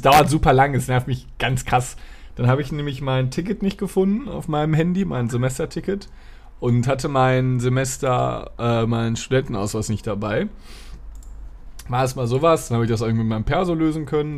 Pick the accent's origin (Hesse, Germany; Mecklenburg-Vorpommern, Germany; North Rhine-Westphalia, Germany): North Rhine-Westphalia, Germany; Dortmund; moved away; ich war in meiner Heimatstadt in, in Dortmund.